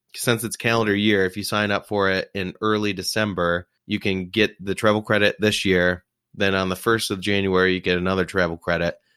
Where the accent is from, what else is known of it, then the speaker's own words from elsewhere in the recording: New Jersey, United States; moved away; I grew up in Jersey